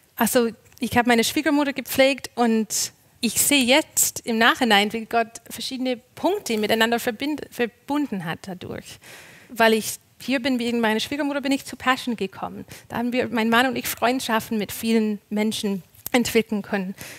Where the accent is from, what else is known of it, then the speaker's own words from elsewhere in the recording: Canada; moved away as an adult; now in Germany; Ich bin ja Kanadierin und bin vor neun Jahren nach Deutschland gezogen